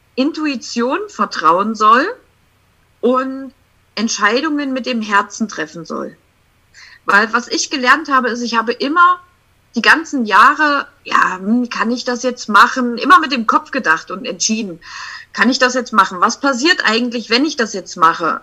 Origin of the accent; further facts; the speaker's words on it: Sangerhausen, Saxony-Anhalt, Germany; ich komme aus Sangerhausen.